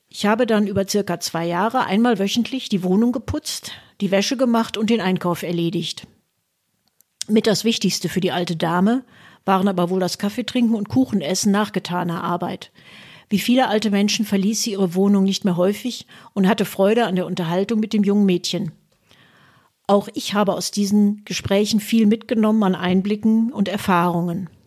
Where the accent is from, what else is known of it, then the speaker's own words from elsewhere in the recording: Münster, North Rhine-Westphalia, Germany; born there; Zwar wurden auch damals schon in meinem Geburtsort Münster, vorwiegend bei studentischen Mitgliedern der SPD, Gedanken der Stammokap-Theorie diskutiert.